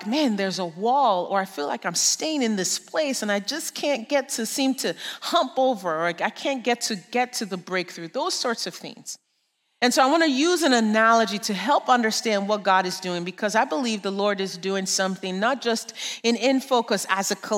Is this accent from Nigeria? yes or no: yes; Nigeria; moved away; I grew up in Nigeria. I'm sure you can hear the accent.